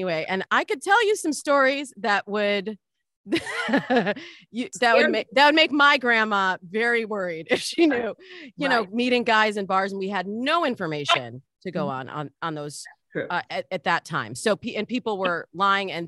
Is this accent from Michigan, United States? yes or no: yes; Michigan, United States; now in Los Angeles, United States; I'm from Michigan. I'm a good Midwest girl